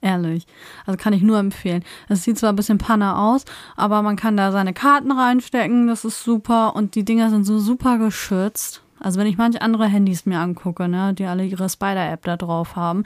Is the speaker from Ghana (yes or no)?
no; Northern Germany, Germany; bin ja schon immer in Norddeutschland aufgewachsen, also ich bin hier aufgewachsen und habe hier immer gelebt